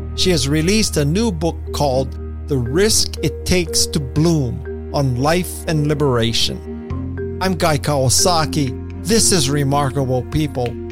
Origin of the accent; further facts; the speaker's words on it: Hawaii, United States; I'm from Hawaii